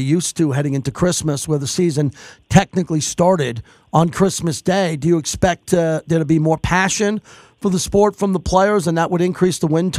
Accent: Bethpage, New York, United States; I was there when he won the U.S. Open at Bethpage Black from my hometown.

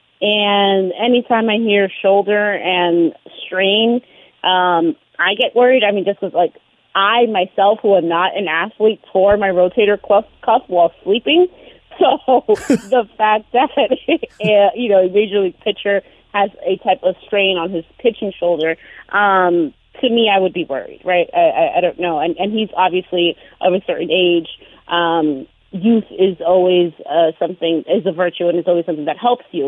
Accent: New York, United States; I'm a New Yorker

